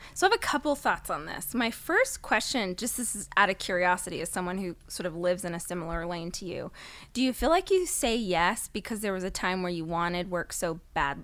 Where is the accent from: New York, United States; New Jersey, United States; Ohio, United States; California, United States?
California, United States; Bakersfield; I grew up in Bakersfield, California, which is about two hours north of here